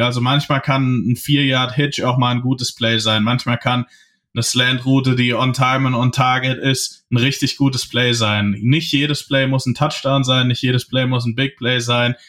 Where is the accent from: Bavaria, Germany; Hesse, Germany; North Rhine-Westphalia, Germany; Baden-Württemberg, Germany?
Hesse, Germany; ich komme ja aus Hessen